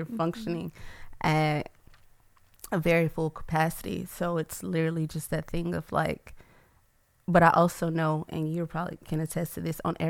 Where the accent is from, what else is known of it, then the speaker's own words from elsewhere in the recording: Atlanta, Georgia, United States; now in Baton Rouge, United States; I'm from Atlanta, and I moved down here 2 years ago, and I've fallen in love with the city of Baton Rouge, and I never thought that would happen.